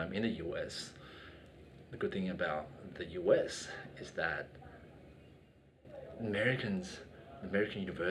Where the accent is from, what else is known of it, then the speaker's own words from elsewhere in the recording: Sydney, New South Wales, Australia; moved away as an adult; also born or lived in Canberra; now in China; I'm originally from Sydney